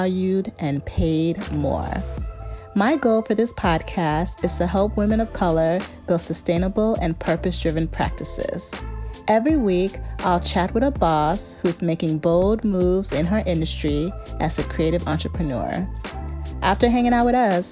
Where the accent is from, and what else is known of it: suburbs of Chicago, Illinois, United States; born or raised there